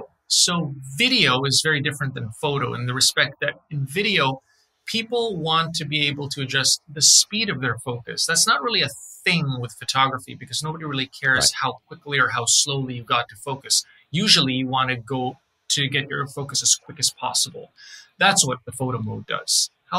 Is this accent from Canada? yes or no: yes; Canada; Favorite drink. I'm a Canadian, so Tim Hortons Ice Caps.